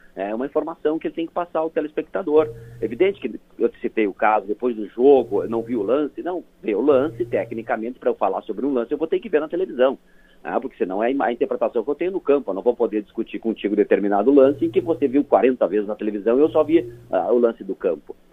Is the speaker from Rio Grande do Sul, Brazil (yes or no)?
yes; Passo Fundo, Rio Grande do Sul, Brazil; Eu sou lá de Passo Fundo